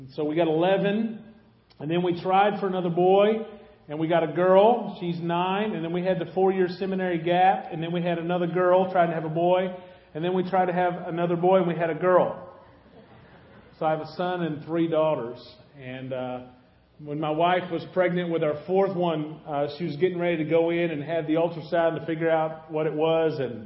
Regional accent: Anna, Illinois, United States; moved away; also born or lived in Golconda, Illinois; I'm from Anna, Illinois.

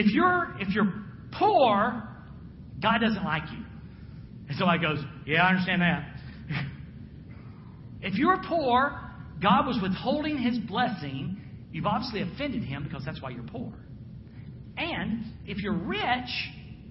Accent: Jacksonville, Florida, United States; I'm from the South. I'm from Jacksonville. I grew up with the beach

